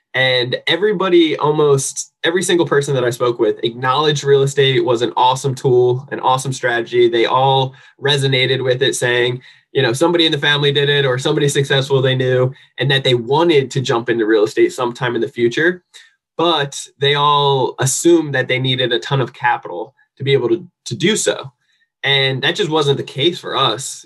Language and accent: English; New Jersey, United States; now in San Diego, United States; I am from New Jersey originally, but I actually live here in sunny San Diego, California.